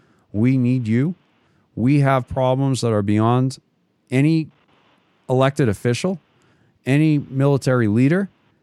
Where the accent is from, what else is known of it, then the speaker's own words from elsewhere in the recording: United States; I like my country. I'm an American. I do have ancestry from Canada, and I have no problem with Canada or anything like that, right, Jackson?